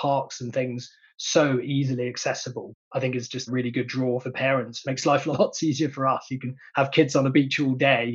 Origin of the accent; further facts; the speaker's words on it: Cornwall, South West England, United Kingdom; moved away as an adult; also born or lived in London / Middle East / America; I grew up in Cornwall, so I've always known that Cornwall's a lovely place to live